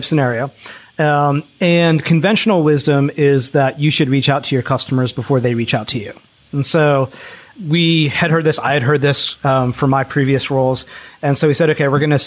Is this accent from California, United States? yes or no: no; Philadelphia, Pennsylvania, United States; I grew up in Philadelphia